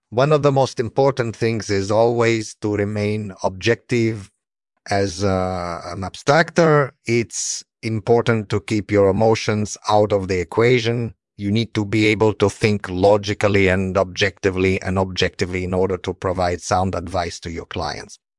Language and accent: English; Italy; I was born in Italy in 1965